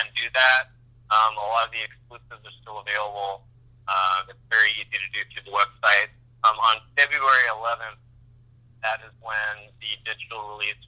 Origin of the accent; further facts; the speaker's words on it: Walton, Oregon, United States; moved away; I'm driving through my hometown. It's Walton, Oregon.